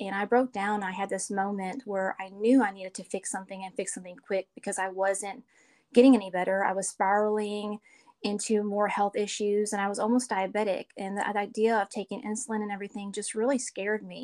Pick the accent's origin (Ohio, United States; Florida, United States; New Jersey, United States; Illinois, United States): Illinois, United States; Chicago; moved away as an adult; now in Hartselle, United States; I live in Hartselle, Alabama. I'm originally from Chicago, but moved to Alabama about 20 years ago